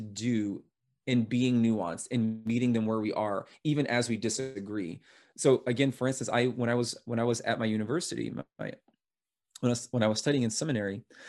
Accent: United States; I'm American.

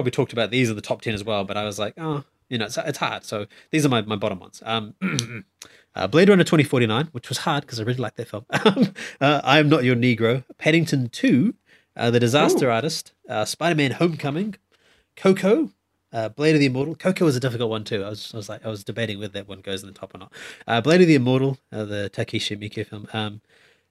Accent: India; I'm Indian

